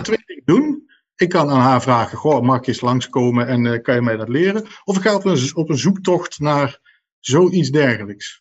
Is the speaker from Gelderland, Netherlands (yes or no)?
yes; Nijmegen, Gelderland, Netherlands; ik kom uit Nijmegen